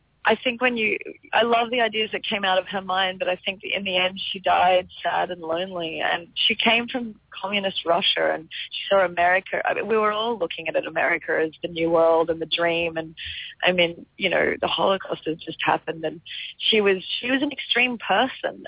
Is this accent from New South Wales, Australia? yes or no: yes; Byron Bay, New South Wales, Australia; I grew up in Byron Bay, which is like a hippie town